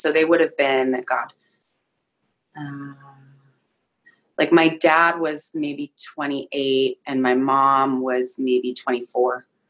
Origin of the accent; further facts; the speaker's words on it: Oakland, California, United States; born there; I was born in Oakland, California in 1985.